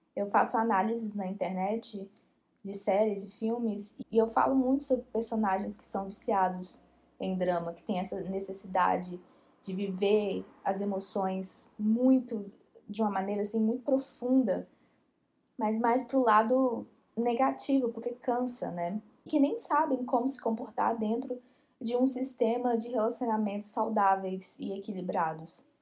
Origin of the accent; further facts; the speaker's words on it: Brazil; Nós que somos brasileiros e crescemos assistindo novela